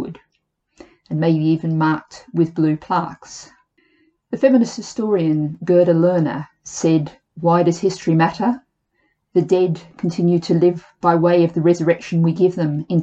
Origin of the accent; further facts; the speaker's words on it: Sydney, New South Wales, Australia; moved away as an adult; now in London, United Kingdom; the Sydney that I grew up